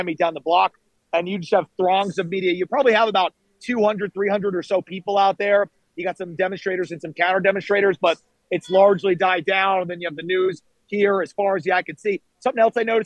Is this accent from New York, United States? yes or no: yes; New York City, New York, United States; as a New Yorker